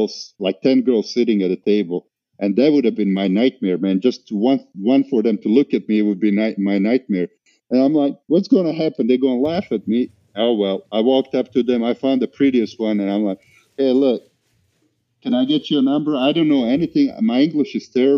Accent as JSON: {"language": "English", "country": "Montenegro", "tie": "born or raised there", "also_born_or_lived": "Bosnia", "moved": "as an adult", "lives_now": "Atlanta, United States", "said": "We literally went on vacation to my father's country of Montenegro"}